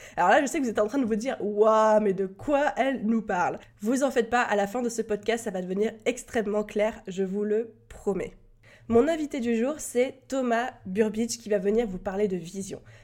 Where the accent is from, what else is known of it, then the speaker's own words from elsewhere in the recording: France; accent: French; mon magnifique accent français